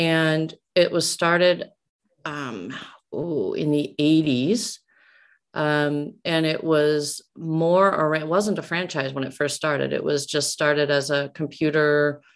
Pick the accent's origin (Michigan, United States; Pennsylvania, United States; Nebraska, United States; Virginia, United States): Nebraska, United States; Omaha; I'm from Omaha. So, I mean, that was where I was born and raised, and it's where my family's from